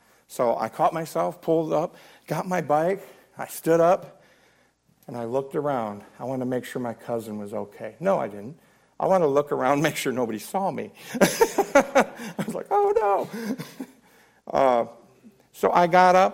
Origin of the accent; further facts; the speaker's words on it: Blissfield, Michigan, United States; moved away; my hometown of Blissfield, Michigan, we had the Raisin River.